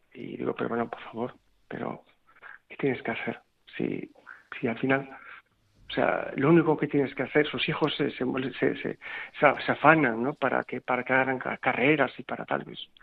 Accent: Bilbao, Basque Country, Spain; moved away as an adult; yo soy profundamente español. Soy bilbaíno

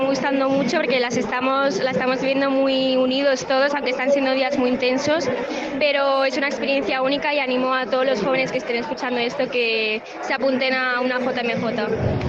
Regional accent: Madrid, Community of Madrid, Spain; soy de Madrid

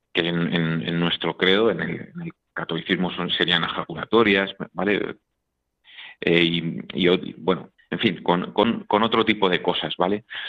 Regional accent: Madrid, Community of Madrid, Spain; Yo, soy de Madrid, eh, vivía en Madrid, en, en un, pues, en una urbanización buena con mis padres

